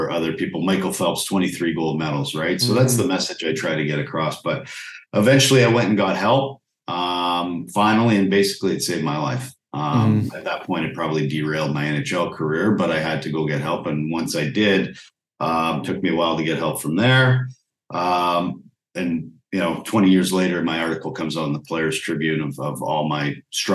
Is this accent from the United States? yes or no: no; Calgary, Alberta, Canada; also born or lived in Medicine Hat; I grew up in Calgary, Alberta